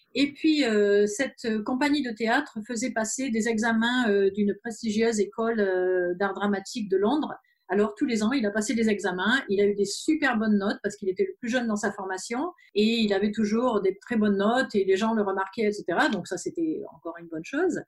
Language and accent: French; France; moved away as an adult; also born or lived in German-speaking Switzerland; now in Switzerland; nous sommes français, mais on habite en Suisse, en Suisse alémanique depuis 12 ans